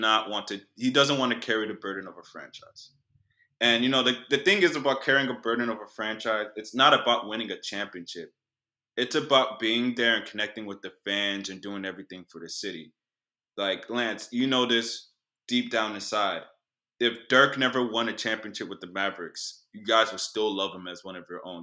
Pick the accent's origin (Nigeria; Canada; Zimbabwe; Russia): Nigeria; now in Houston, United States; I'm Nigerian